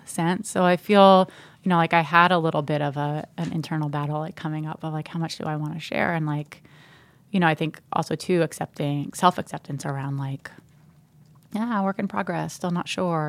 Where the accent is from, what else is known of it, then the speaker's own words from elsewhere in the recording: New Jersey, United States; I'm from New Jersey